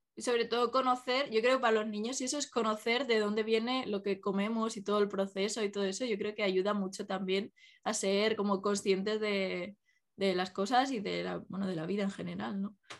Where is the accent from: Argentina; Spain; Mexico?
Spain; Málaga, Andalusia; now in Pamplona, Spain; yo que soy de, o sea, que me crié en Málaga